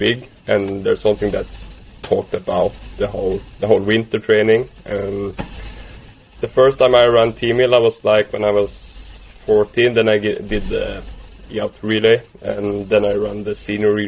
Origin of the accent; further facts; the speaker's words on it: Trondheim, Trøndelag, Norway; moved away as an adult; now in Uppsala, Sweden; I'm from Norway in Trondheim and lived there for 20 years.